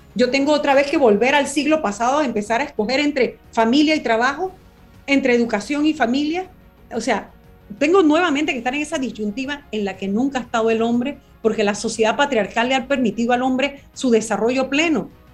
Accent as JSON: {"language": "Spanish", "country": "Panama", "said": "mi país"}